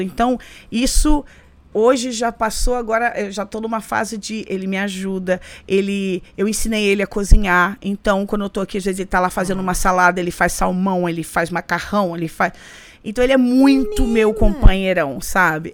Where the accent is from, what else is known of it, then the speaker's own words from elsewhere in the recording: Rio de Janeiro, Brazil; moved away as an adult; also born or lived in São Gonçalo / Copacabana, Rio de Janeiro; now in New York, United States; Eu nasci no Rio